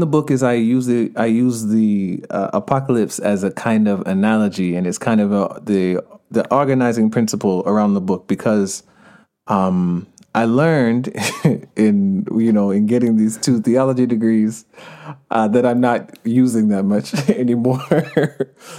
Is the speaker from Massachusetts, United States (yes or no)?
no; Stone Mountain, Georgia, United States; accent: Jamaican; also born or lived in Jamaica (parents); now in Los Angeles, United States; I grew up in Stonehenge, Georgia. Uh, my parents are from Jamaica.